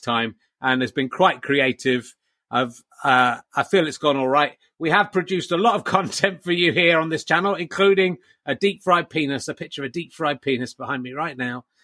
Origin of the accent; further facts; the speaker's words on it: England, United Kingdom; being from the UK and being English in particular